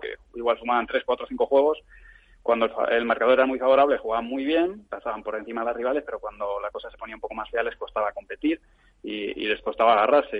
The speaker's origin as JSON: {"language": "Spanish", "town": "Madrid", "region": "Community of Madrid", "country": "Spain", "said": "yo soy de Madrid"}